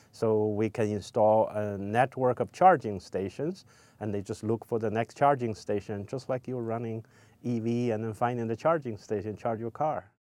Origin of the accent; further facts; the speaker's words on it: China; moved away as an adult; also born or lived in Los Angeles, United States; now in United States; I grew up in China